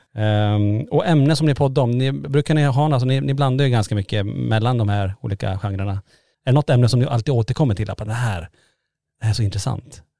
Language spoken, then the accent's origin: Swedish; Kiruna, Norrbotten County, Sweden; vi är från Kiruna